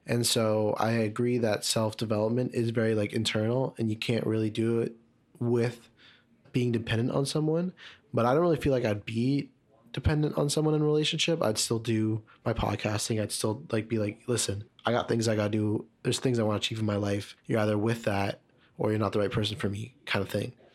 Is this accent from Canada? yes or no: yes; Markham, Ontario, Canada; I grew up in Markham